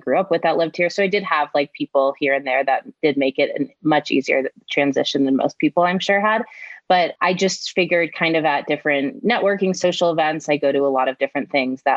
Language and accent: English; Denver, Colorado, United States; moved away as an adult; coming back to my hometown